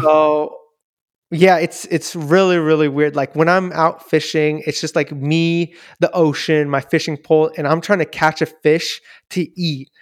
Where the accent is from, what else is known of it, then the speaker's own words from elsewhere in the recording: Daly City, California, United States; I was born and raised here in Daly City